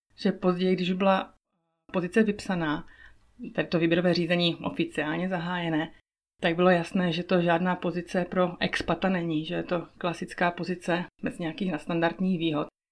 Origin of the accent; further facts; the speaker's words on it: Moravia, Czechia; moved away as an adult; also born or lived in Prague; now in Switzerland; to místo na Moravě, odkud pocházím